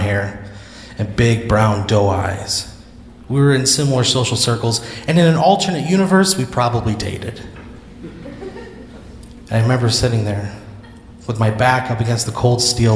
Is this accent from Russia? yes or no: no; Dupo, Illinois, United States; now in Austin, United States; my hometown of Dupo, Illinois